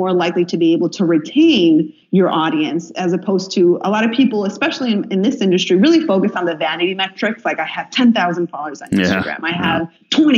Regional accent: Illinois, United States; my home state of Illinois

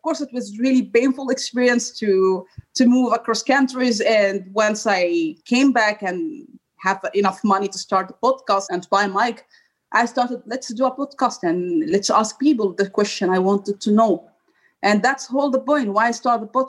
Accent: Egypt; moved away as an adult; now in Brussels, Belgium; I'm originally from Egypt and I have been traveling now like 5 years and I have been in different countries

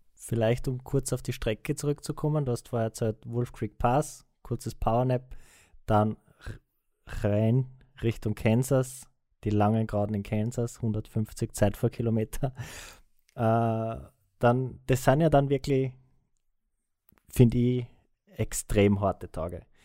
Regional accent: Austria; als Österreicher

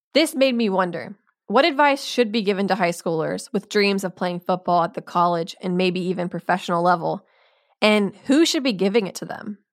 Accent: Eufaula, Alabama, United States; I grew up in Eufaula

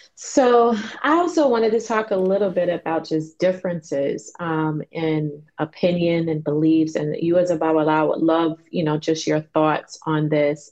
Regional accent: Chicago, Illinois, United States; I grew up in Chicago

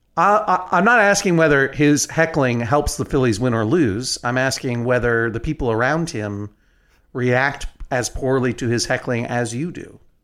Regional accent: New England, United States; I am from New England

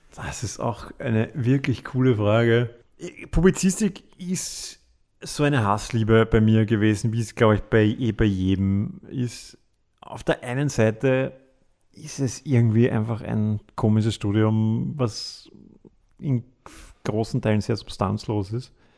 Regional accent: Vienna, Austria; wir sind Wiener

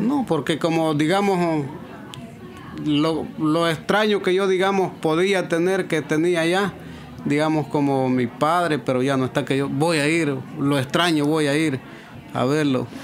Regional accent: El Salvador; moved away as an adult; now in United States; nosotros en El Salvador

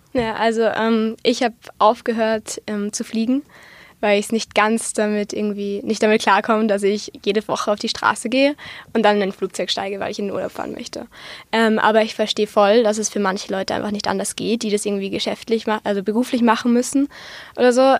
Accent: Austria; bei uns in Österreich

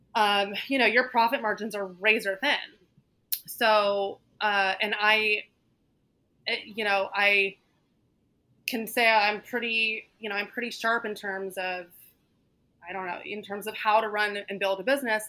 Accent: Northern Virginia, United States; now in New York City, United States; I grew up in Northern Virginia, um, right outside of DC.

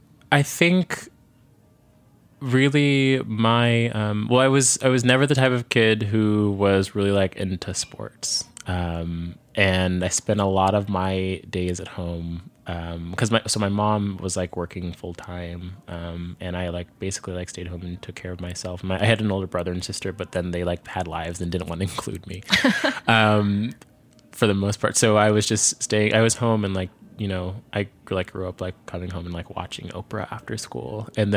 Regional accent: Virginia, United States; born there; yes, I was born in Virginia, but I spent a lot of my summers and also like family holidays going up to New York.

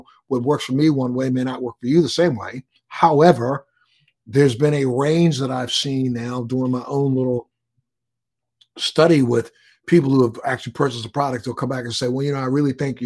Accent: Baltimore, Maryland, United States; moved away; I'm from Maryland. I'm from Baltimore

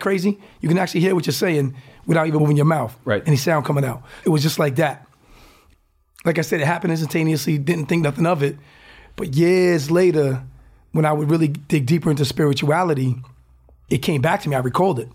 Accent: Newport, Rhode Island, United States

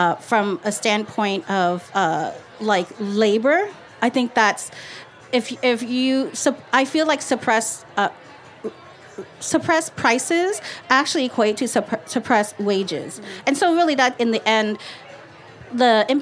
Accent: Northern Vietnam, Vietnam; now in Los Angeles, United States; I'm from North Vietnam

